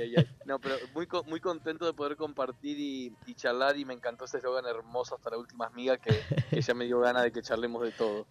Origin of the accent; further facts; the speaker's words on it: Entre Ríos, Argentina; moved away; toda la vida, toda la vida en Entre Ríos eh, crecí entre bolsones de harina y, planchas de ravioles